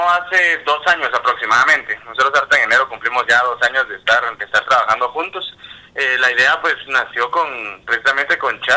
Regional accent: Guatemala

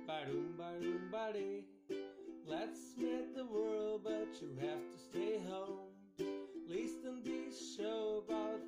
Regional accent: Brazil; accent: Brazilian; English is a second language

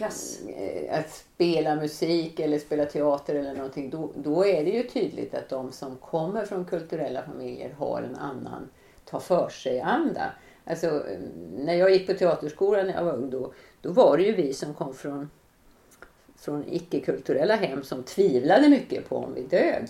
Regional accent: Kovland, Västernorrland County, Sweden; now in Gothenburg, Sweden; utan jag bor i Göteborg och jag är uppväxt utanför Sundsvall

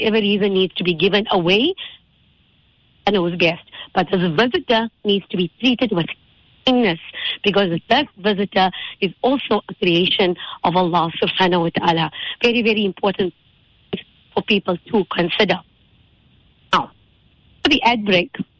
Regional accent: Indonesia; I grew up in Indonesia.

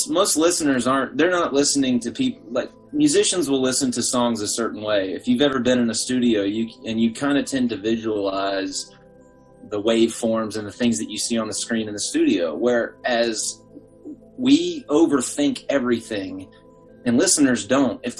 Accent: Atlanta, Georgia, United States; now in Chicago, United States; Oh yeah, I'm from Atlanta.

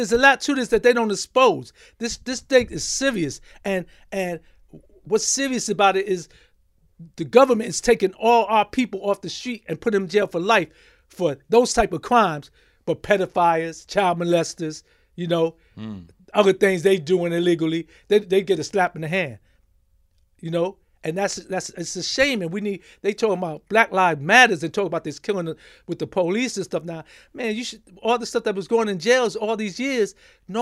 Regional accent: New York City, New York, United States; I grew up in the Bronx, the South Bronx. I grew up in Hunts Point

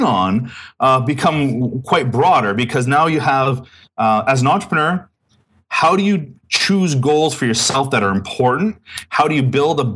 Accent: Winnipeg, Manitoba, Canada; I was born and raised in Winnipeg

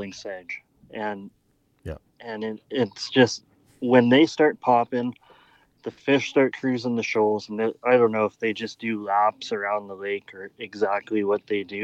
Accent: Alberta, Canada; I'm from Alberta

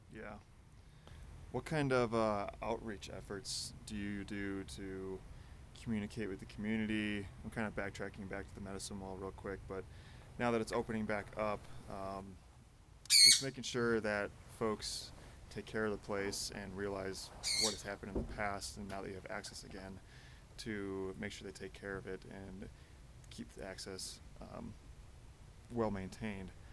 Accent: Chicago, Illinois, United States; I'm from Chicago

